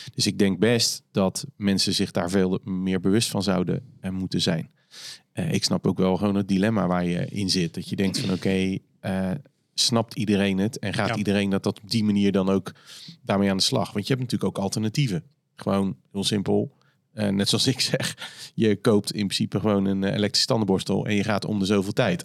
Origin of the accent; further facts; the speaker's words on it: Netherlands; wij als Nederlanders